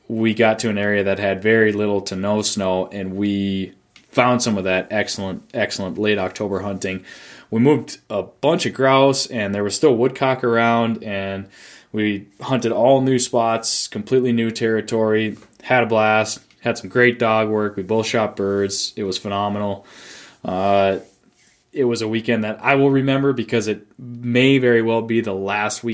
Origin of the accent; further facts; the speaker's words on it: Duluth, Minnesota, United States; I grew up in Duluth, Minnesota